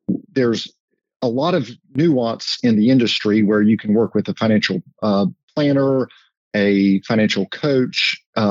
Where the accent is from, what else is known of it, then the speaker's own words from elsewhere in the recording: High Point, North Carolina, United States; I grew up in High Point